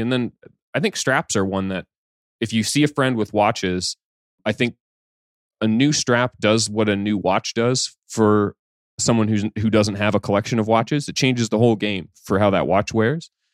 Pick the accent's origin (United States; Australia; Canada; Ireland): Canada; I'm Canadian